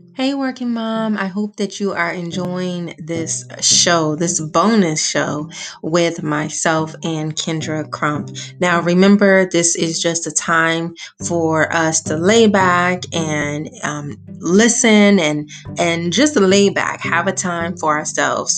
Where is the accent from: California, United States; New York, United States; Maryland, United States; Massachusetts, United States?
Maryland, United States; Baltimore; I am from the East Side streets of Baltimore